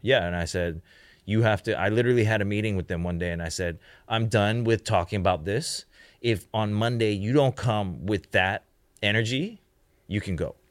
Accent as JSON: {"language": "English", "country": "Canada", "tie": "born or raised there", "also_born_or_lived": "Hong Kong / United States / China / Japan", "moved": "yes", "said": "I grew up in Canada"}